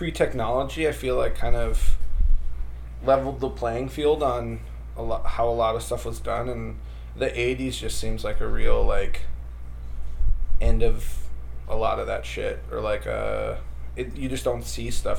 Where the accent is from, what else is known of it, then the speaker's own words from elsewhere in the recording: Wisconsin, United States; I grew up in Wisconsin, so, like, everybody... Every dad hunted and stuff